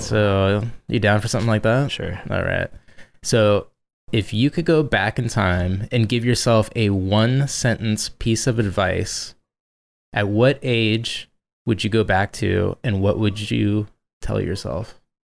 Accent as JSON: {"language": "English", "town": "Los Angeles", "region": "California", "country": "United States", "tie": "born or raised there", "also_born_or_lived": "San Jose, California / San Diego, California", "said": "I was born up in the Bay Area, so uh, like San Jose area, uh-huh. and then I grew up mostly most of my life in Los Angeles"}